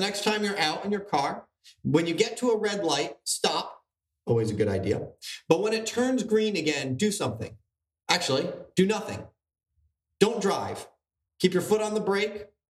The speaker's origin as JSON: {"language": "English", "region": "New Jersey", "country": "United States", "said": "we're from New Jersey"}